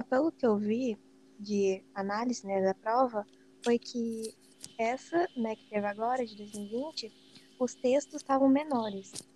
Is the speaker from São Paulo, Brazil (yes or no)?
yes; São Paulo, Brazil; eu não sou daqui, eu sou de São Paulo